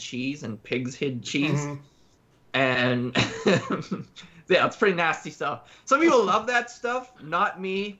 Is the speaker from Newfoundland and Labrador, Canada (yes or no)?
yes; Newfoundland and Labrador, Canada; moved away; I'm from Newfoundland